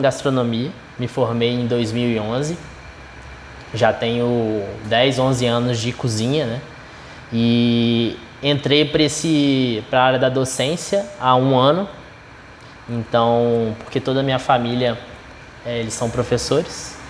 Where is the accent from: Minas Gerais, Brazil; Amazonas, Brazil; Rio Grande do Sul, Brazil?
Minas Gerais, Brazil; eu sou de Minas Gerais